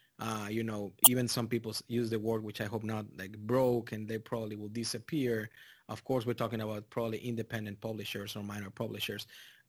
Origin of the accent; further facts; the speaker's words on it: Texas, United States; also born or lived in Mexico; now in Indianapolis, United States; I'm originally from Mexico. Of course, you can tell by the accent, but I grew up in Texas, in South Texas. So I'm used to those temperatures.